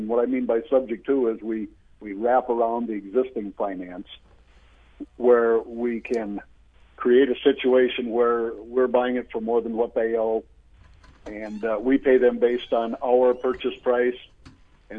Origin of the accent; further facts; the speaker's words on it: Michigan, United States; I come from Michigan.